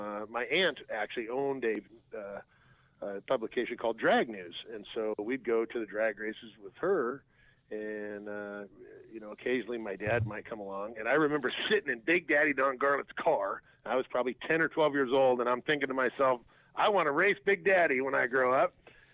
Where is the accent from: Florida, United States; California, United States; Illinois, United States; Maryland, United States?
California, United States; Southern; growing up in Southern California